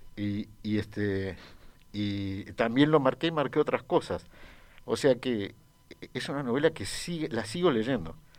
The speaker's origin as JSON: {"language": "Spanish", "country": "Uruguay", "tie": "born or raised there", "said": "yo crecí en Uruguay"}